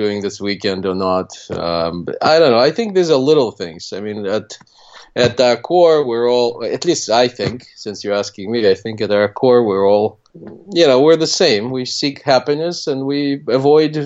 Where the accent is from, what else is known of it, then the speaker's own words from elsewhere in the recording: Russia; first language Russian; English is a second language; now in United States; I went actually back to what was already Russia, not Soviet Union